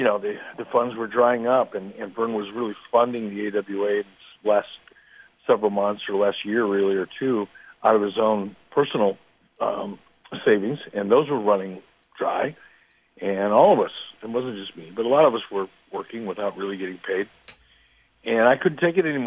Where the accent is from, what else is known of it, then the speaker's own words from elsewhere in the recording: Minneapolis, Minnesota, United States; wrestling fans like me as a kid growing up in Minneapolis